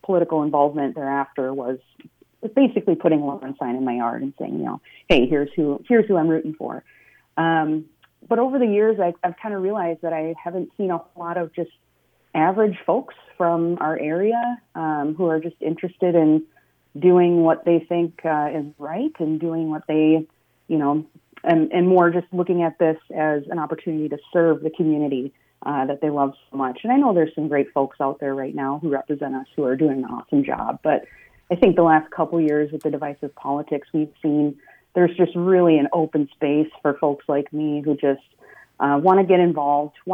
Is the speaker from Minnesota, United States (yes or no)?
yes; Centerville, Minnesota, United States; I grew up in Centerville. So just in the northern part of our newly formed Senate district